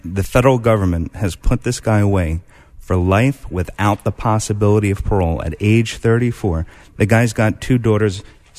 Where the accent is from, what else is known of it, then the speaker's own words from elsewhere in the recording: New York, United States; It's great to be back in New York. I'm a New Yorker at heart.